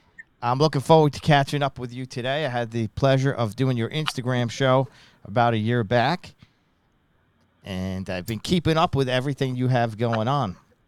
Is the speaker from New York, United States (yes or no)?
yes; Long Island, New York, United States; What I remember growing up in Long Island is bagels around us all everywhere.